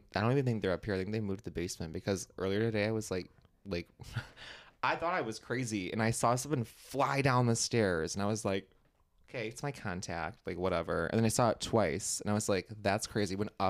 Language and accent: English; Plymouth, Michigan, United States; That's where I'm from.